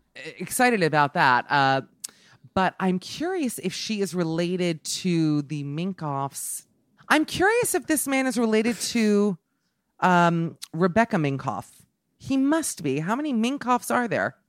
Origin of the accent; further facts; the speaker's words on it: Miami, Florida, United States; moved away; I'm from Miami